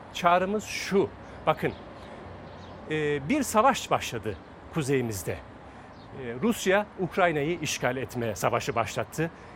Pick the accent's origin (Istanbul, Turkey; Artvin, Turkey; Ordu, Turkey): Ordu, Turkey; Fatsa; biz bunu Fatsa'da yaşıyoruz.